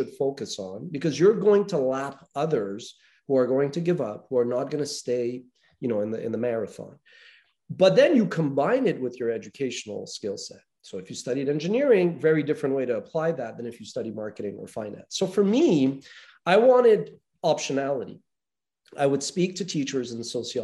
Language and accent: English; Montreal, Quebec, Canada; growing up in North America, I'm from Montreal, Canada